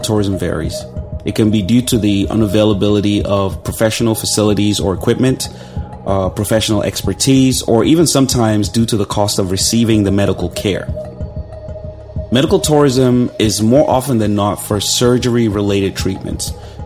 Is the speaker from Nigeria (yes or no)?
yes; Nigeria; moved away; Growing up in Nigeria